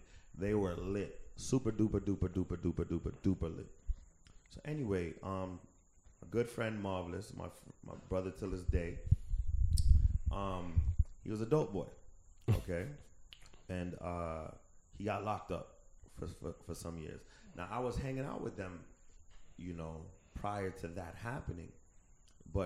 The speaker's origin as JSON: {"language": "English", "country": "United States", "tie": "born or raised there", "said": "I was born in America"}